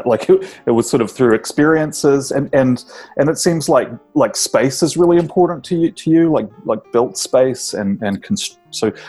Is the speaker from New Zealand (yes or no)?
yes; New Zealand; moved away; My experience growing up in New Zealand